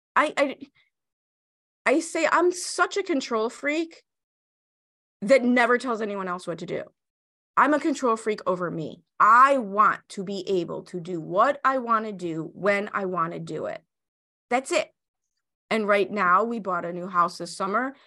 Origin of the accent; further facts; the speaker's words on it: Chicago, Illinois, United States; I grew up in Chicago. I went to Chicago public schools in the seventies and eighties.